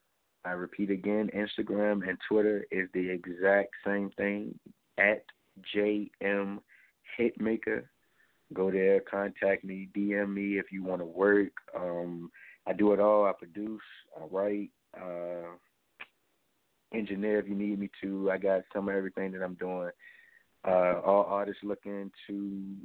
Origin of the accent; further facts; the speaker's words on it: New York City, New York, United States; now in Suffolk, United States; Shout out to NY, where I'm from. Born and raised in Bronx, New York. Moved down to VA, Suffolk.